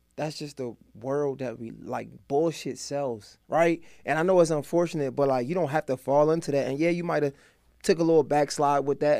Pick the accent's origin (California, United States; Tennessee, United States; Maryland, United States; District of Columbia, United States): Maryland, United States; Baltimore; I'm from Baltimore, like, real live crack house